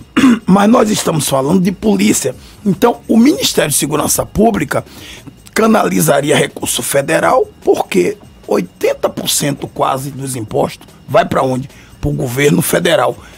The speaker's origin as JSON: {"language": "Portuguese", "town": "Salvador", "region": "Bahia", "country": "Brazil", "tie": "born or raised there", "said": "desta cidade onde nasci, no subúrbio, em Piripiri"}